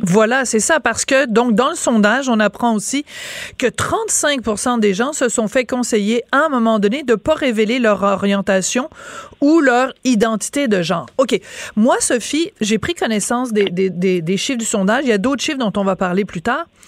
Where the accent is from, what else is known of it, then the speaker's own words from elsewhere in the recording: France; accent: French; now in Quebec, Canada; j'ai un accent français